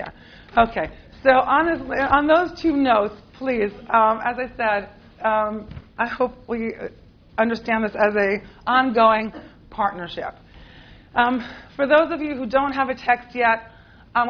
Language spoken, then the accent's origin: English; Israel; accent: American; also born or lived in United States; despite my American accent, I grew up in Israel. I was born here in the States. My parents made Aliyah when I was 8